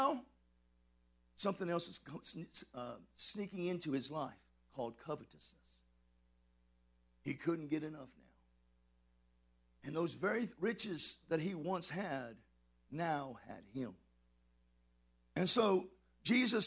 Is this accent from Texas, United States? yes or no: yes; Texas, United States; I'm from Texas